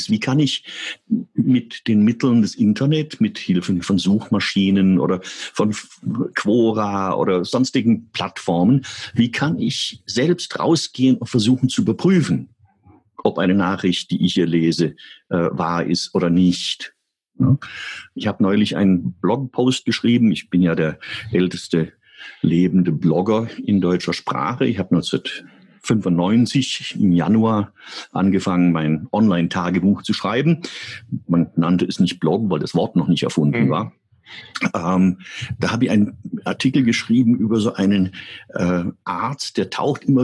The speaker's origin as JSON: {"language": "German", "country": "United States", "said": "ich bin Amerikaner und wir Amerikaner haben ein anderes Verhältnis zur Meinungsfreiheit."}